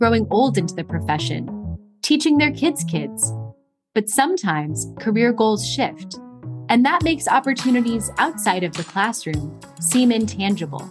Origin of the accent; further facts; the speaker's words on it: South Florida, United States; I grew up in South Florida